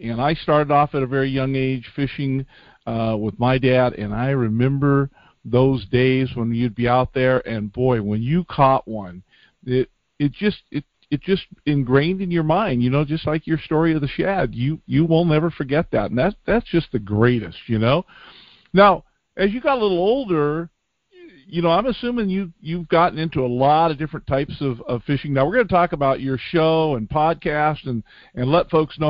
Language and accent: English; California, United States; moved away; I grew up down in California, we lived near several reservoirs